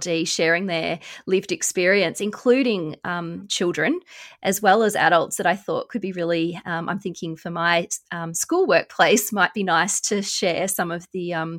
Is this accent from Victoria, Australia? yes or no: yes; Melbourne, Victoria, Australia; my hometown of Melbourne